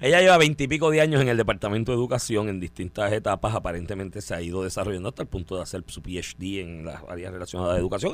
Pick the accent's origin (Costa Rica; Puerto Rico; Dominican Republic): Puerto Rico; yo soy un puertorriqueño raro en eso